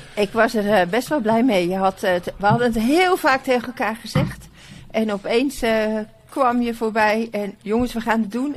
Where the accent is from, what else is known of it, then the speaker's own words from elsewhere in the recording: Bodegraven, South Holland, Netherlands; Ik ben in Bodegraven geboren